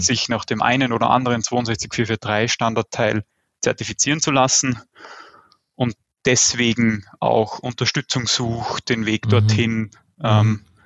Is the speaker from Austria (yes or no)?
yes; Austria; Ich weiß immer nicht, wie stark man das am Akzent hört. Ich komme aus Österreich, also so dem deutschsprachigen Süden